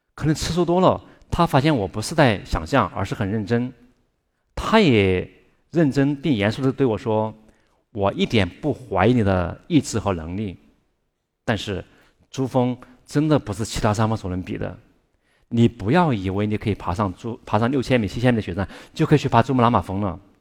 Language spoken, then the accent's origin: Chinese; Chongqing, China; 我住在重庆，一个远近闻名的特殊家庭，因为爸爸和叔叔都是双目失明的盲人